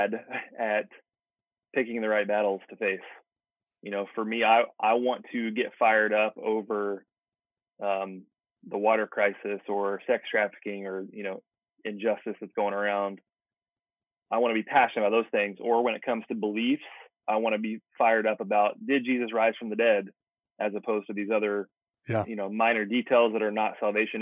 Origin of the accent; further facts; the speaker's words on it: United States; I'm extremely proud to be an American.